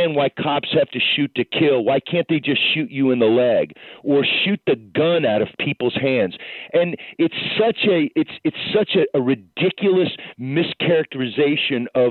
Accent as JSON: {"language": "English", "town": "Atlanta", "region": "Georgia", "country": "United States", "said": "I'm from Atlanta."}